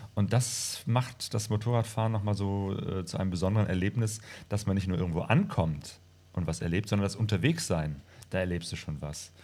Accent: Bergisch Gladbach, North Rhine-Westphalia, Germany; also born or lived in Hattingen / Bochum / Witten / Remagen; now in Essen, Germany; ursprünglich äh, komme ich aus Bergestadtbach bei Köln

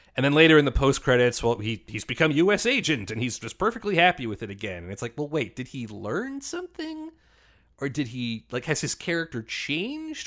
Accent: Canada; as a Canadian

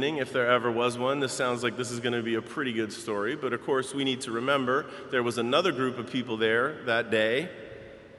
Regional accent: Baltimore, Maryland, United States; moved away as an adult; now in Chicago, United States; I grew up in Baltimore. And even though I have lived in and loved Chicago longer than I lived in Baltimore

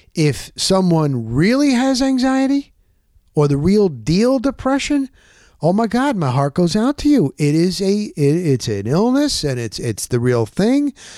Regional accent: New Jersey, United States; moved away; We're from New Jersey

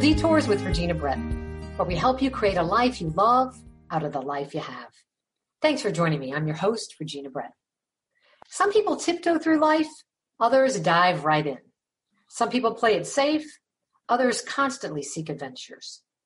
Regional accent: Ravenna, Ohio, United States; the town we grew up in, Ravenna, population 10,000

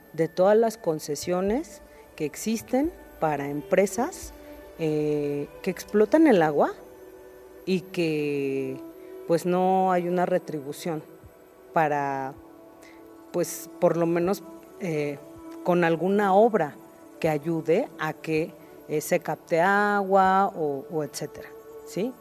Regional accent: Mexico City, Mexico; Yo soy originaria de Iztapalapa.

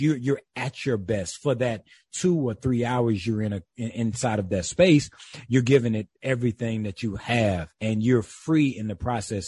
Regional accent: Calhoun County, South Carolina, United States; moved away; also born or lived in Atlanta, Georgia; I am raised in the rural South, uh, the black rural South in South Carolina

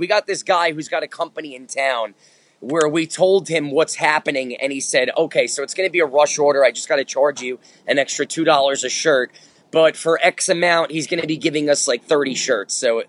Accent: New Jersey, United States; moved away; also born or lived in Manhattan, New York / Bronx, New York / Yonkers, New York; Because I grew up in New Jersey

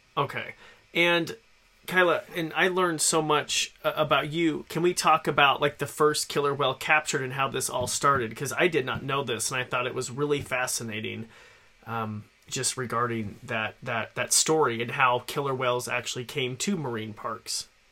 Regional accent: Idaho, United States; I born and raised in Idaho

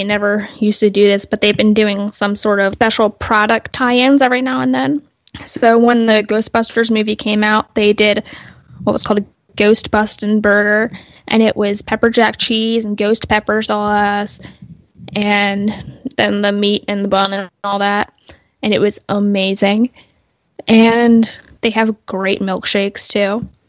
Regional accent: Delaware, United States; It started in my home state of Delaware.

